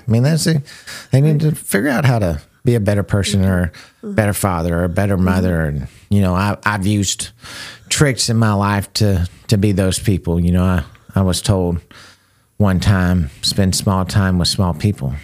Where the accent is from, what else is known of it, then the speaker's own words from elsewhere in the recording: United States; I love being an American